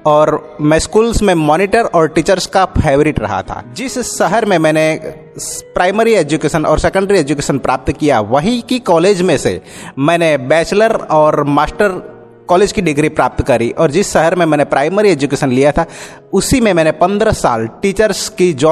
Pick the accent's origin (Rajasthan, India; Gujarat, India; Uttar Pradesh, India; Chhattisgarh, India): Gujarat, India; Halol; मैं हालोल पावागढ़ से बिलोंग करता हूँ